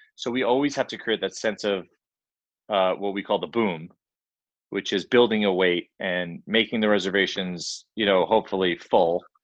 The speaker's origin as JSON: {"language": "English", "area": "Long Island", "region": "New York", "country": "United States", "tie": "born or raised there", "said": "grew up in Long Island"}